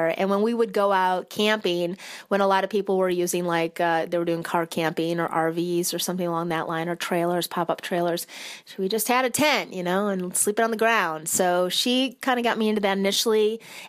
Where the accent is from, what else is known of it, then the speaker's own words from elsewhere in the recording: Michigan, United States; moved away as an adult; I'm originally from Michigan, joined the military at 18, and I've traveled around quite a bit